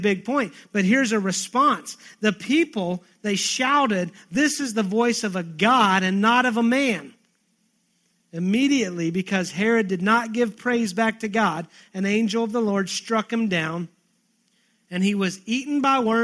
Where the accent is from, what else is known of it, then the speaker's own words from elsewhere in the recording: Texas, United States; I'm a Texan